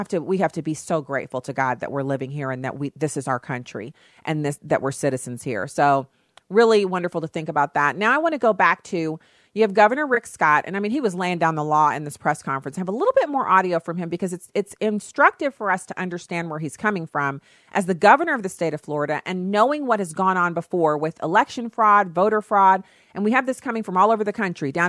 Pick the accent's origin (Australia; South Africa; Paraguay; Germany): Germany; now in United States; I know it sounds weird for me to say it's so much fun to live in the United States, but I grew up in Germany. And so I love Germany. It's a beautiful country. It was a wonderful place to grow up.